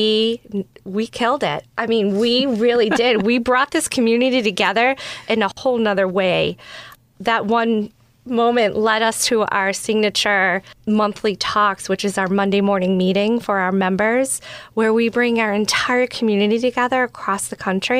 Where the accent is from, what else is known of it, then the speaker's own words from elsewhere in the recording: Georgetown, Massachusetts, United States; also born or lived in Salem, Massachusetts; I grew up in Georgetown, Massachusetts